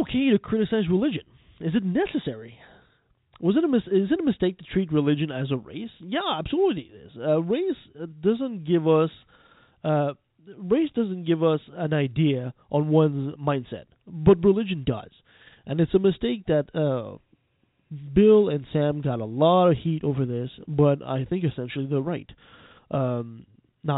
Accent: Canada; I'm a Canadian

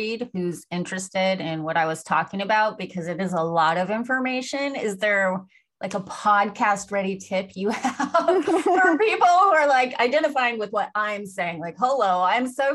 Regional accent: United States; this is how we grew up in America, especially in the 80s

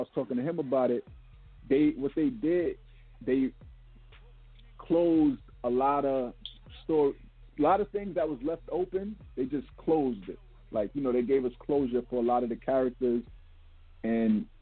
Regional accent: New York City, New York, United States; we're from Brooklyn

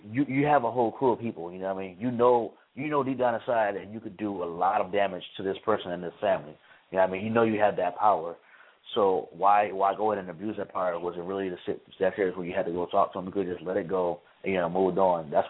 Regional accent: Chicago, Illinois, United States; now in Tallahassee, United States; live here in Tallahassee, born and raised in Chicago, live in Tallahassee for school.

